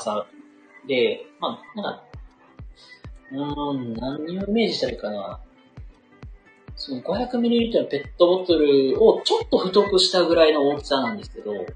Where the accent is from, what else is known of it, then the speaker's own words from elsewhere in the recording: Kansai, Japan; accent: Kansai intonation; 僕関西人です。液水の関西人です。